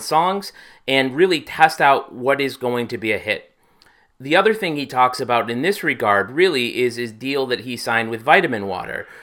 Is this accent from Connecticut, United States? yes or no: yes; Hartford, Connecticut, United States; my hometown of Hartford, Connecticut